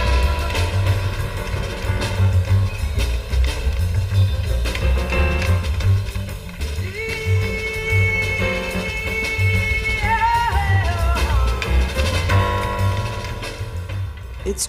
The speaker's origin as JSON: {"language": "English", "country": "United States", "said": "I'm an American."}